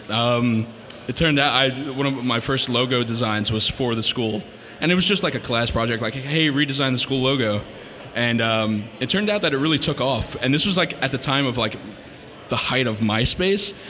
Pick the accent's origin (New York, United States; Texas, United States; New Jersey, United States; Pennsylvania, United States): New Jersey, United States; I am from North Jersey, um, born and raised, still there